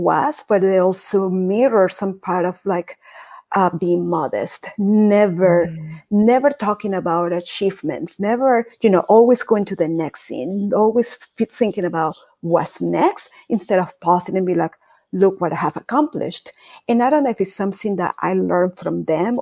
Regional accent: Caracas, Capital District, Venezuela; moved away as an adult; now in United States; I was born and raised in Caracas, Venezuela

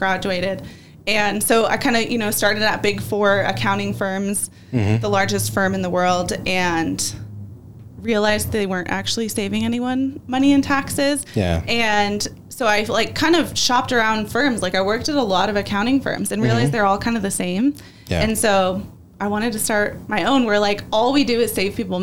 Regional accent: California, United States; moved away as an adult; also born or lived in North Carolina / Arizona; I'm from California. That's my home. That's my family

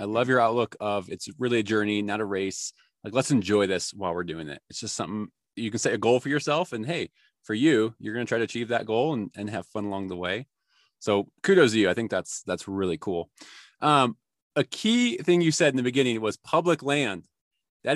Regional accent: Chicago, Illinois, United States; moved away; I grew up in Chicago

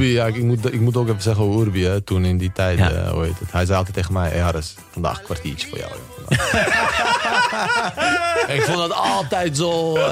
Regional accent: Bosnia & Herzegovina; moved away; also born or lived in Spain; bij ons in Bosnië

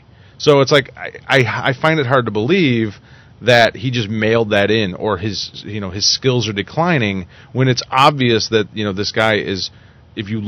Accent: United States; as an American

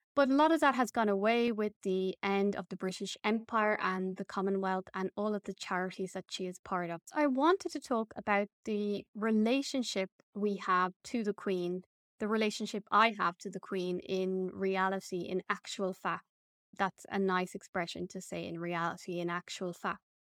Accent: Ireland; As an Irish person

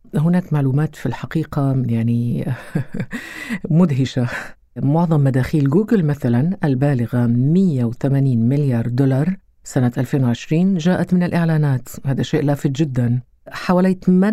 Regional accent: Qatar; عندنا في قطر

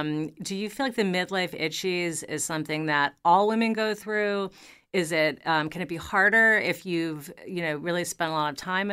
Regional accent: New York, United States; You know, I am a New Yorker. I have lived in New York.

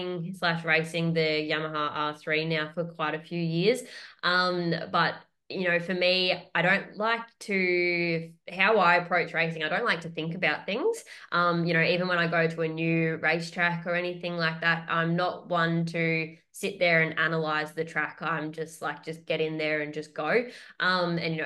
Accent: Australia

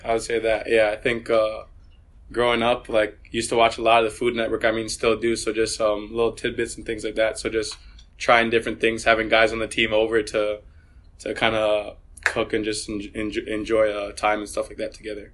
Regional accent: Vaughan, Ontario, Canada; moved away as an adult; also born or lived in Maryland, United States; growing up in Canada, playing for Vaughan Soccer Club

